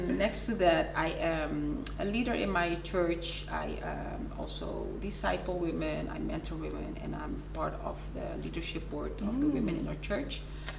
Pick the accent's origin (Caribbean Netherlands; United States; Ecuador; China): Caribbean Netherlands; Bonaire; moved away as an adult; also born or lived in Suriname; I'm originally from Suriname. {S0} Yes. {S1} But I also lived on the islands. Ah. I grew up on Bonaire.